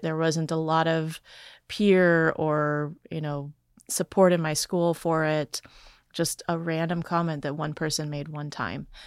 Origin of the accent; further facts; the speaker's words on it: Wisconsin, United States; I grew up in poverty in Wisconsin